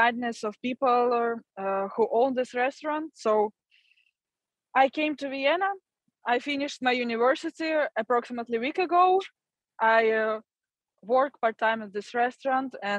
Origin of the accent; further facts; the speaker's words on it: Ukraine; moved away as an adult; my hometown and home is destroyed and occupied